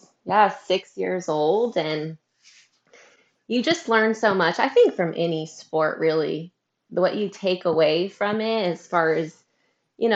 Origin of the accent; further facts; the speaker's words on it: Northern California, United States; also born or lived in Hattiesburg, Mississippi; I'm Northern California, which is very different than Southern California. I'm about an hour north of Sacramento. So I'm in like a small little country town